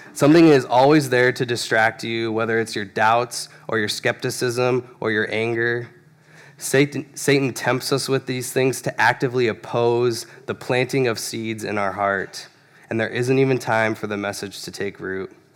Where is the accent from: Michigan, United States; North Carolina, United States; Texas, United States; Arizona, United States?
Arizona, United States; Phoenix; I grew up in Phoenix, Arizona